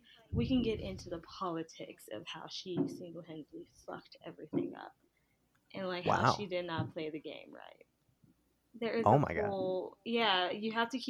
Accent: Brooklyn, New York, United States; Like, I'm from Brooklyn.

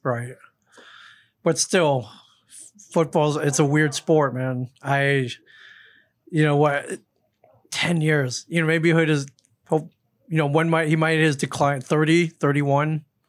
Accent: Michigan, United States; I'm from Michigan

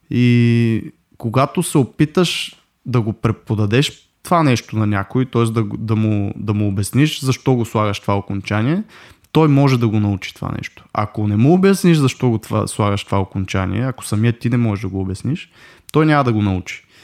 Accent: Russia; да дам пак доста простичък с руски язик, който аз съм ходил до 7 клас на руски язик. Uh, нищо, че съм руснак, нали, си го знам говоримо перфектно

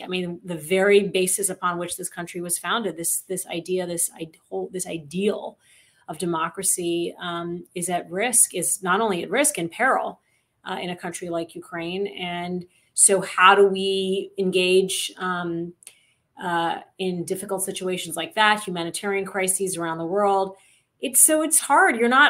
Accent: Saudi Arabia; also born or lived in Michigan, United States; I grew up in Saudi Arabia, I'm a product of an Indian father and a Pakistani mother, two countries that are often in conflict with each other. I was born in Michigan, and you know, raised as an American Muslim

